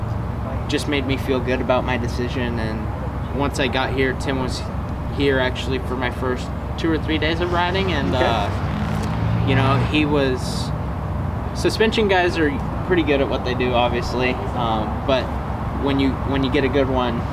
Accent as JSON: {"language": "English", "town": "San Diego", "region": "California", "country": "United States", "tie": "born or raised there", "moved": "yes", "said": "Born and raised in San Diego. Lived in California my whole life"}